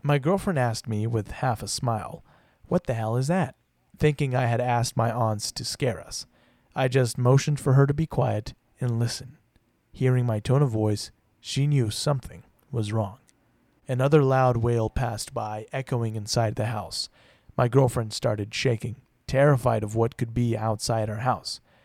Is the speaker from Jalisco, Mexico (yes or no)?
yes; Puerto Vallarta, Jalisco, Mexico; moved away; As someone who grew up in Mexico